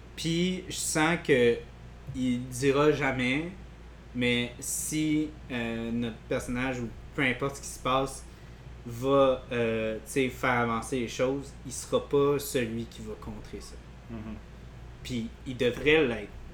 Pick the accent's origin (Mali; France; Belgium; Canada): Canada; Quebec; en tant que Québécois